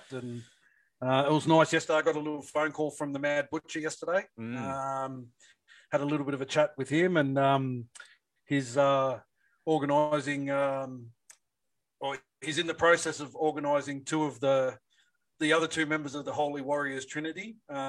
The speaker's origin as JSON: {"language": "English", "town": "Sydney", "region": "New South Wales", "country": "Australia", "tie": "born or raised there", "said": "I grew up as a North Sydney junior, played all my junior footy for the Bears"}